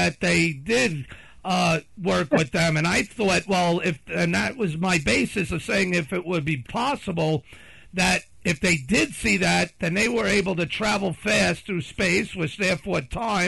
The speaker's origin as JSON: {"language": "English", "country": "United States", "said": "I'm an American"}